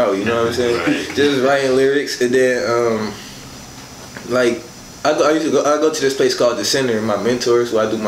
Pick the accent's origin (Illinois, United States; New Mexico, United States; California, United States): Illinois, United States; Chicago; moved away; when I lived in Chicago, because I am from Chicago.